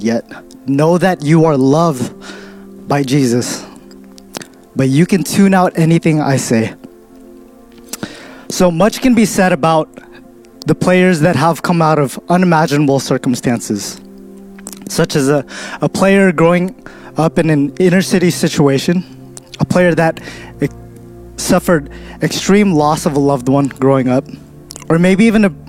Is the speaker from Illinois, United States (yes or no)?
no; Stockton, California, United States; I come from Stockton